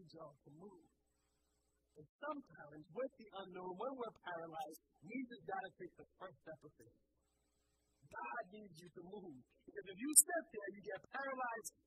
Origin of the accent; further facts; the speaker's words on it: United States; my home country, and I mean the United States of America